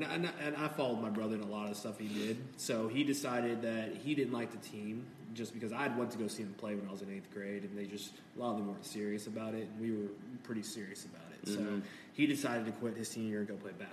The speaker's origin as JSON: {"language": "English", "town": "The Colony", "region": "Texas", "country": "United States", "tie": "born or raised there", "also_born_or_lived": "Kansas / Dallas, Texas", "said": "I spent my whole first years in the colony. You know, I was born in Parkland Hospital."}